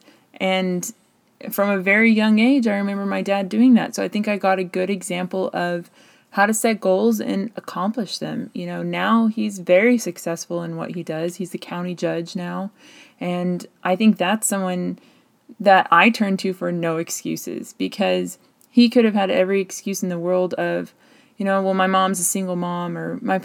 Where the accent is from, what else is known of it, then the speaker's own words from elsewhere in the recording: United States; a white female in the United States